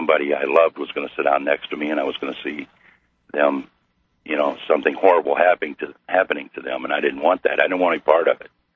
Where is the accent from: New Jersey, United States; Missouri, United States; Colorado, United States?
Missouri, United States; I'm from Missouri